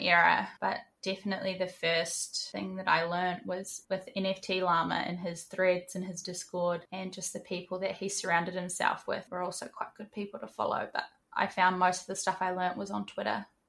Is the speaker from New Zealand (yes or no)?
yes; New Zealand; moved away as an adult; now in Queensland, Australia; I live in Australia, in Queensland. I am originally from New Zealand. I grew up in New Zealand and moved here in 2019